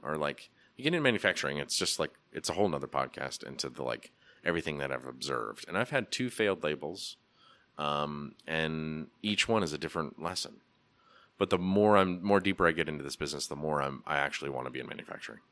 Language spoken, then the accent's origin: English; Portland, Oregon, United States; now in Asheville, United States; growing up in Portland in the eighties and nineties